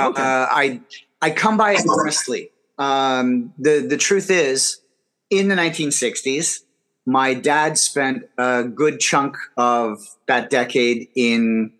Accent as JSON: {"language": "English", "country": "Canada", "tie": "born or raised there", "also_born_or_lived": "Scotland", "moved": "as an adult", "lives_now": "Shenzhen, China", "said": "I was born in Scotland. I grew up mostly in Canada."}